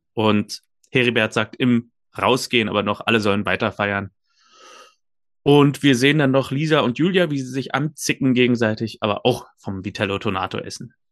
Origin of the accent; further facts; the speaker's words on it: Germany; als Deutscher